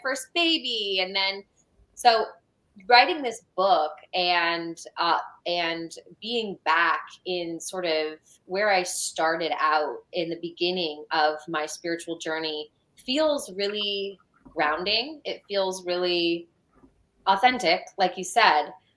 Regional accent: California, United States; now in Georgia, United States; I'm from California

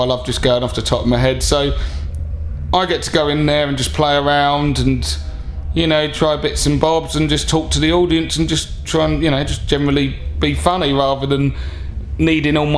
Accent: Harlow, East of England, United Kingdom; also born or lived in London; I am from Harlow, someone's got to be. To be honest, my mum's from there and I obviously grew up there.

